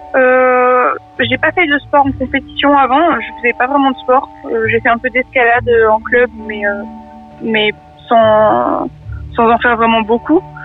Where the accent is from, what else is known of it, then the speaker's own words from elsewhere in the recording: Montélimar, Auvergne-Rhône-Alpes, France; moved away as an adult; also born or lived in Grenoble; now in Bobigny, France; je viens de la Drôme, de Montélimar